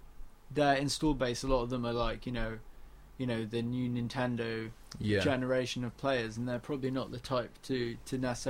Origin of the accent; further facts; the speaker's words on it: Dubai, United Arab Emirates; And especially growing up in Dubai, where the piracy laws at the time were like fuck all